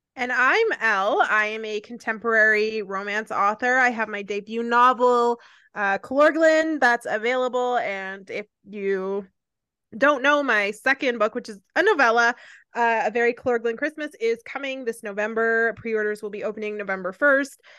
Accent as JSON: {"language": "English", "country": "Canada", "said": "I'm Canadian"}